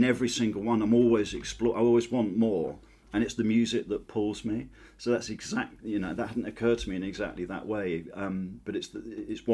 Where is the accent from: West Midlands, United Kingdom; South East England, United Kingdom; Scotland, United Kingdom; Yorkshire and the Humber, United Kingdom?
South East England, United Kingdom; Maidstone; born or raised there